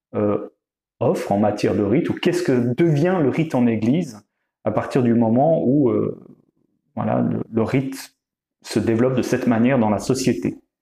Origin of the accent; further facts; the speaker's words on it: Vaud, Switzerland; je viens plutôt du canton de Vaud